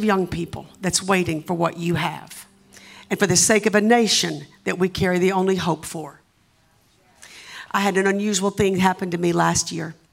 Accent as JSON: {"language": "English", "area": "the South", "region": "Southern United States", "country": "United States", "accent": "Southern", "said": "my Southern accent"}